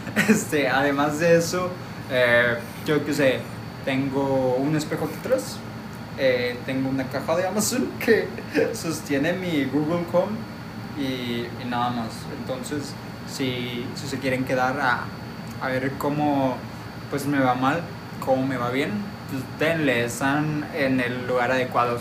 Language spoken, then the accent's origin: Spanish; Monterrey, Nuevo León, Mexico; por mi acento ya lo notaron, soy de Monterrey